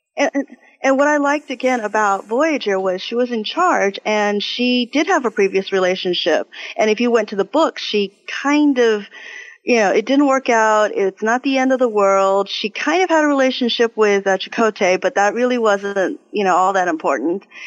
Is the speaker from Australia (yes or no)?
no; Taiwan; moved away; I am from originally from Taiwan, so I am Chinese